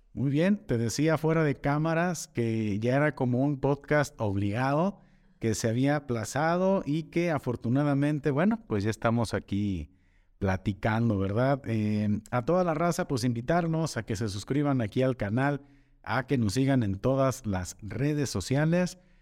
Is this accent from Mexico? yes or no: yes; Atotonilco el Alto, Jalisco, Mexico; moved away as an adult; now in Zapotlanejo, Mexico; Yo soy de Totonilco, Totonilco el Alto, y también por cuestiones de chamba llegué aquí a Zapotlanejo